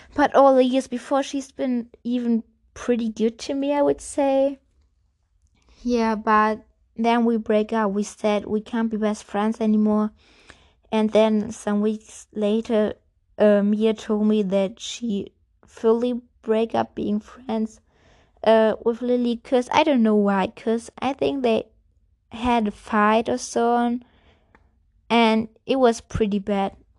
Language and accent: English; Germany; English is a second language; I'm German. And, yeah, I'm speaking English